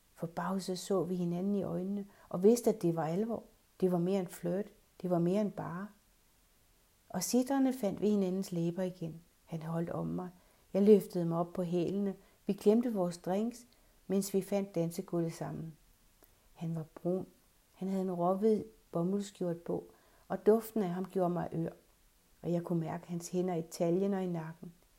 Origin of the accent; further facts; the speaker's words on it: Redsted, North Denmark Region, Denmark; moved away; Vores have hjemme i Redsted